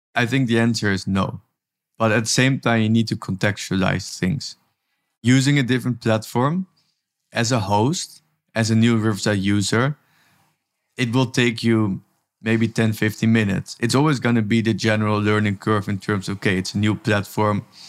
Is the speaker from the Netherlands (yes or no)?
yes; Amsterdam, North Holland, Netherlands; now in Tel Aviv, Israel; I'm originally from Amsterdam, from the Netherlands, and actually am working from Tel Aviv, Israel